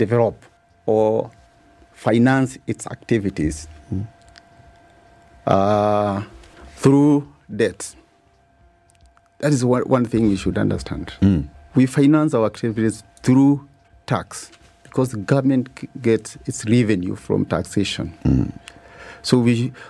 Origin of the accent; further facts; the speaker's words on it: Kenya; as a Kenyan, I'm a Kenyan citizen, and a shareholder of this country